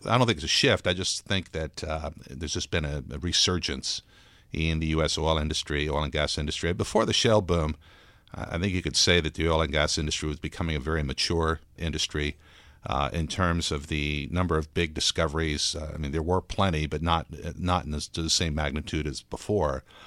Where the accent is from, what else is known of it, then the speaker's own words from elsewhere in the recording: Texas, United States; also born or lived in Brazil; we grew up in Texas